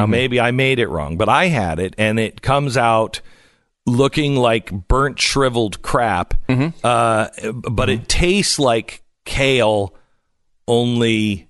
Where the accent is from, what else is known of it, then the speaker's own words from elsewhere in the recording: Pacific Northwest, United States; I grew up in the Pacific Northwest, and it doesn't sound like a lot, but they don't have any snow plows.